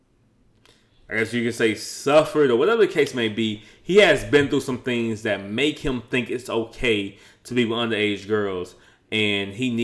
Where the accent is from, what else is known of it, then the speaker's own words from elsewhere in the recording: Chicago, Illinois, United States; now in Houston, United States; we're from the Midwest